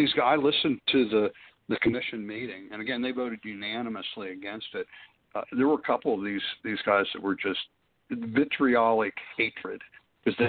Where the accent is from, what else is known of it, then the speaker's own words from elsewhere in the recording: Pennsylvania, United States; I'm from Pennsylvania